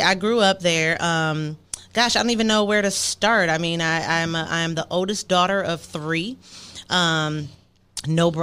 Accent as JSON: {"language": "English", "town": "Milwaukee", "region": "Wisconsin", "country": "United States", "tie": "born or raised there", "also_born_or_lived": "Madison, Wisconsin", "moved": "as an adult", "said": "I'm originally from Milwaukee, Wisconsin"}